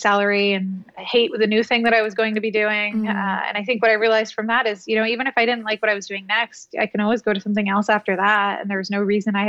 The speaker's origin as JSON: {"language": "English", "region": "New Jersey", "country": "United States", "tie": "born or raised there", "also_born_or_lived": "New York", "moved": "as an adult", "said": "I grew up in Jersey off exit 5, but then I lived in New York for 11 years"}